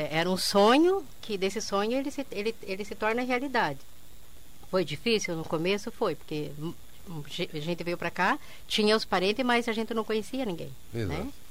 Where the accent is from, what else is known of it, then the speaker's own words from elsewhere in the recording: Quedas do Iguaçu, Paraná, Brazil; Eu sou de Quesas do Iguaçu.